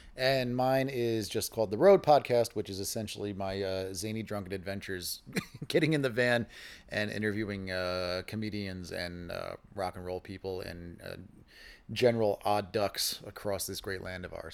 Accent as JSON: {"language": "English", "region": "New York", "country": "United States", "tie": "born or raised there", "moved": "as an adult", "lives_now": "Austin, United States", "said": "I grew up in New York"}